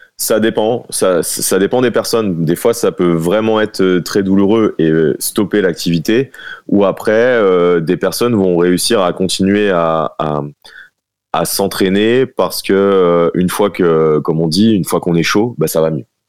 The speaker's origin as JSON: {"language": "French", "town": "Dijon", "region": "Bourgogne-Franche-Comté", "country": "France", "said": "je suis, de Dijon"}